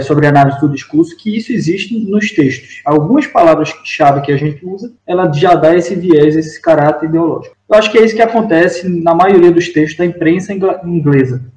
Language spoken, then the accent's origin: Portuguese; Northeast Region, Brazil; accent: nordestino; moved away as an adult; also born or lived in São Paulo; now in Portugal